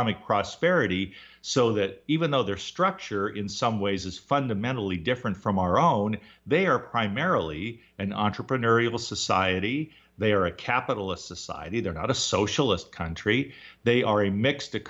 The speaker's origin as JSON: {"language": "English", "region": "Southern California", "country": "United States", "tie": "born or raised there", "also_born_or_lived": "Seattle", "moved": "yes", "said": "I grew up in Southern California"}